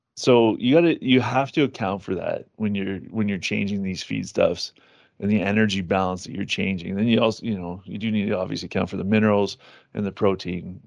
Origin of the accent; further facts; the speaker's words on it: Ontario, Canada; I'm from Ontario